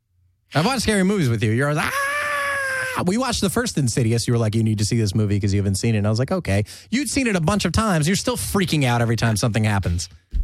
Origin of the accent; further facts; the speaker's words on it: California, United States; especially growing up in Southern California and going to the beach, going to the ocean.